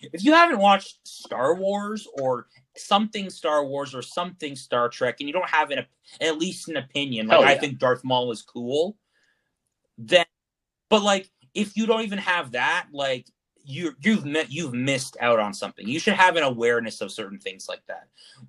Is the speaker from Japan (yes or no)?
yes; Japan; born there; My parents spent many years in Japan. I was born in Japan.